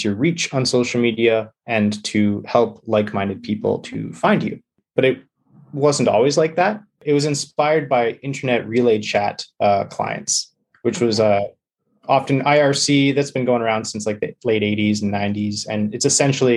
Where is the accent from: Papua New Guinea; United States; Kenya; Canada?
Canada; British Columbia; I'm from British Columbia